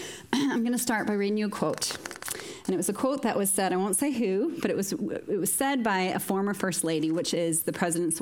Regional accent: small farming town in northern Indiana, United States; moved away as an adult; now in Moira, United Kingdom; a little small farming town outside Chicago. So northern Indiana.

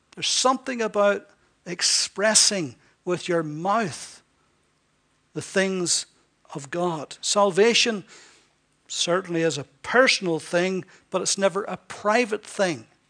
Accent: Ballyclare, Northern Ireland, United Kingdom; I was from Northern Ireland, he knew the very town I was from.

